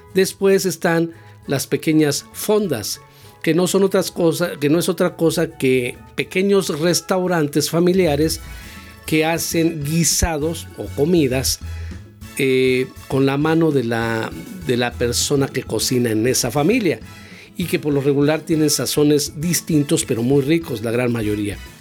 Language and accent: Spanish; Mexico; Esos somos los mexicanos